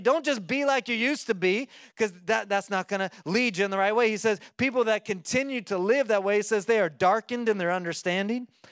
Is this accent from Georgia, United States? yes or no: no; Oklahoma, United States; I like to eat corn on the cob 'cause I'm from Oklahoma and we do that sometimes